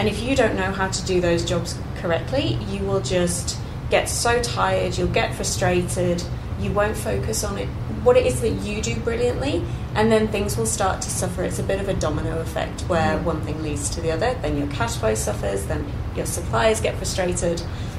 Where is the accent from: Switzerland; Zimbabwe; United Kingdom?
United Kingdom; England; I think my plan B, when I came over here from England, my plan B was, what if I can't be an accountant?